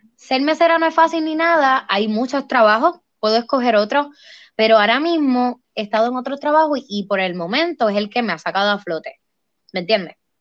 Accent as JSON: {"language": "Spanish", "country": "Puerto Rico", "said": "aquí en mi pueblo"}